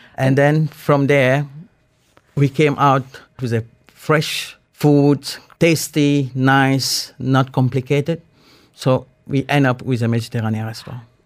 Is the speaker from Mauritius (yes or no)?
yes; Mauritius; now in Dubai, United Arab Emirates; from a very beautiful island, Mauritius. I'm in a coastal village on the northeast of the island. Uh, grew up with a fresh fish, seafood, and this is how I grew up.